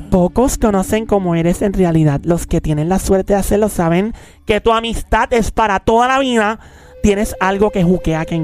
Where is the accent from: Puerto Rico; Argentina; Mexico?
Puerto Rico; Canóvanas; Canóvana. Canóvana en la casa.